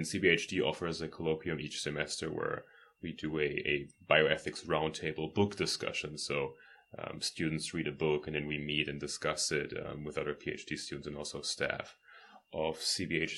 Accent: Germany; moved away as an adult; now in United States; I'm actually from Germany. I came to Trinity 4.5 years ago

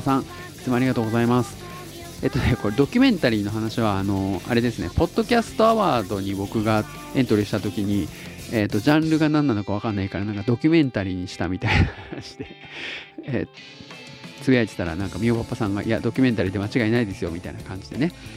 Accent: Tottori, Japan; now in Osaka, Japan; 僕が鳥取生まれギターポップ育ちの刑事です大阪市在住です

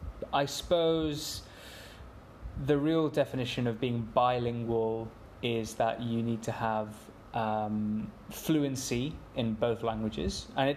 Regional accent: England, United Kingdom; I've grown up playing and watching cricket in England.

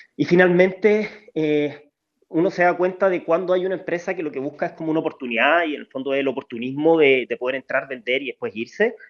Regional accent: Chile; como chilenos

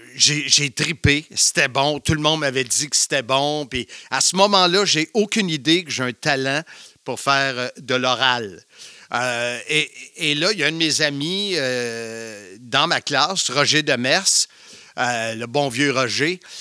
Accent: Salaberry-de-Valleyfield, Quebec, Canada; Valleyfield, la ville de l'amour, comme dirait Gilles Pro. Je suis un campi valencien

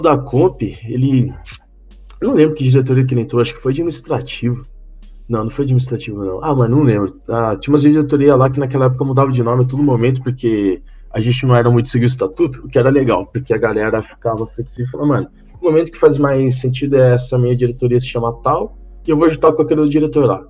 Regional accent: Rio Claro, São Paulo, Brazil; moved away as an adult; also born or lived in Cornélio Procópio; eu só nasci em São Paulo, mas com oito ou nove meses de vida eu me mandei para Rio Claro, no interior de São Paulo. Aí eu cresci lá.

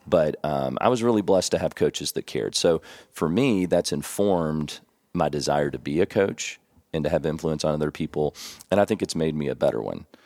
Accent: Elizabethtown, Kentucky, United States; moved away as an adult; also born or lived in San Antonio, Texas; now in Tennessee, United States; I grew up in Elizabethtown, Kentucky. We called it E-Town

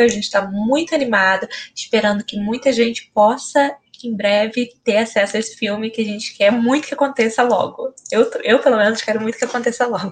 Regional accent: São Gonçalo, Rio de Janeiro, Brazil; eu sou daqui de São Gonçalo

